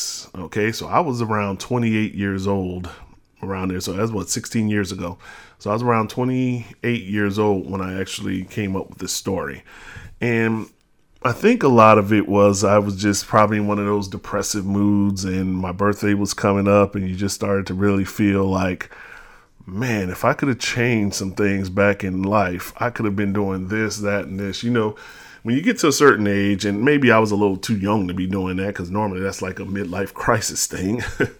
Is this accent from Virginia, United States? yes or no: no; New Orleans, Louisiana, United States; But then I moved to New Orleans, well, back to New Orleans, because we are actually from New Orleans. Our family's from New Orleans.